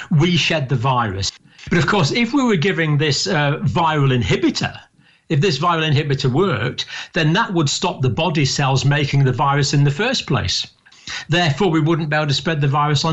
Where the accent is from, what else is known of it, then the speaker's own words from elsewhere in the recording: Scotland, United Kingdom; also born or lived in Ireland (ancestry); now in England; I was born in Scotland, but I have proud Irish ancestry on several sides of my family